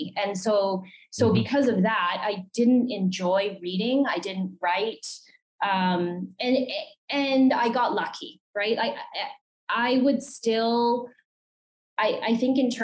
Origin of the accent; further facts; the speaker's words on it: Calgary, Alberta, Canada; I'm from Calgary, Alberta.